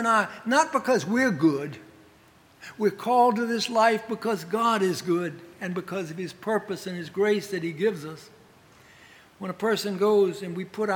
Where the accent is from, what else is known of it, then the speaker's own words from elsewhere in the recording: New Orleans, Louisiana, United States; I grew up in New Orleans